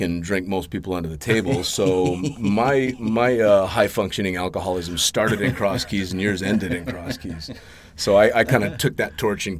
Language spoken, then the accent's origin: English; Las Vegas, Nevada, United States; in which nobody believed or nobody understood because I came from Las Vegas and I probably, I never drank anything.